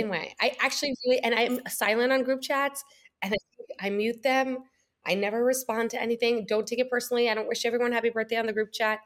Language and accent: English; New York, United States; moved away as an adult; also born or lived in Springfield, Illinois / Boston / California; now in Miami, United States; I was born in Springfield, Illinois, grew up in New York, lived in New York my whole life